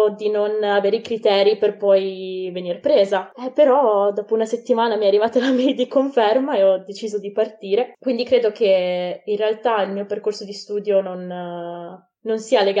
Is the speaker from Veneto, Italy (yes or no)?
yes; Vicenza, Veneto, Italy; moved away as an adult; now in Bologna, Italy; vengo da Vicenza ma in realtà adesso come adesso sto vivendo a Bologna